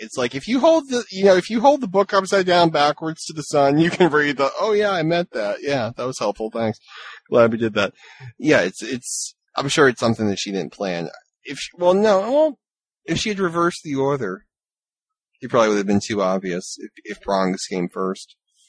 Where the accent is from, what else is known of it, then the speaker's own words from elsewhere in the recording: Massachusetts, United States; I'm from Massachusetts. I hug everybody.